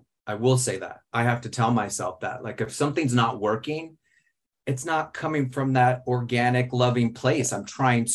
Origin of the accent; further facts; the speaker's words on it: Arizona, United States; I'm from Arizona